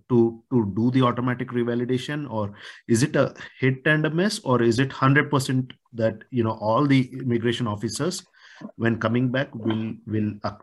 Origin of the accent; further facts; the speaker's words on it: India; now in United States; being an Indian citizen